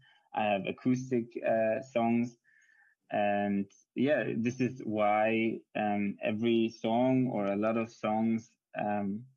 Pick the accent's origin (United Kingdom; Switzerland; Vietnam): Switzerland; English is a second language; My mom is Hungarian, but I grew up in Switzerland